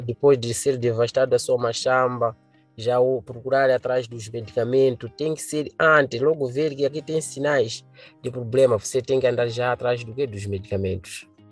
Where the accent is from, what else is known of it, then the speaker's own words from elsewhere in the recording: Gorongosa, Sofala, Mozambique; Sou da província de Sofala, no distrito de Gorongosa.